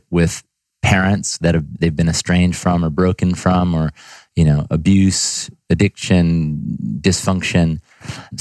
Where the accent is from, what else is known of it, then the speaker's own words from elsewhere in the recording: Ithaca, New York, United States; I'm from Ithaca, New York, so kind of upstate New York boy, country boy coming into the city